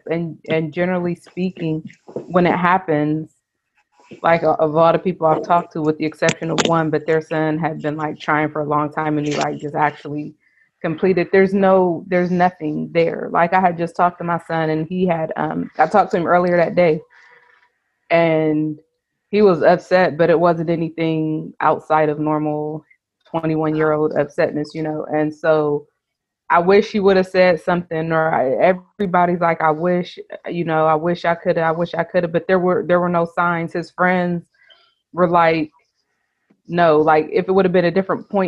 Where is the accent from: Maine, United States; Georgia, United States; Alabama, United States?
Alabama, United States; Huntsville; I'm from Huntsville, Alabama.